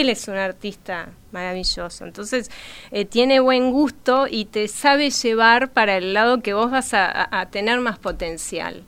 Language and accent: Spanish; Montevideo, Uruguay; nací acá en Montevideo.